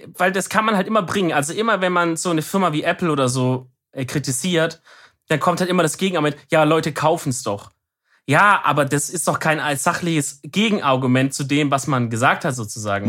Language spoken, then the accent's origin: German; Baden-Württemberg, Germany; als Deutscher